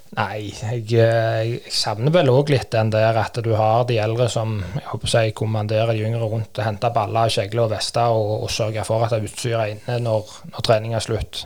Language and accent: Norwegian; Kvernland, Rogaland, Norway; trente hjemme på Kvernland